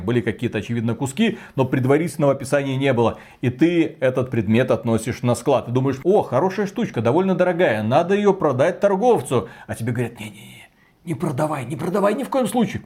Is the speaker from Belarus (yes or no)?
yes; Belarus